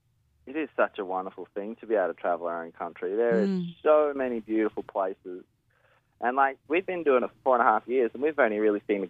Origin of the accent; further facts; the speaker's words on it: Darwin, Northern Territory, Australia; accent: Australian; moved away as an adult; We're born and bred from Darwin, and we left in 2012, living in the back of our van all across the country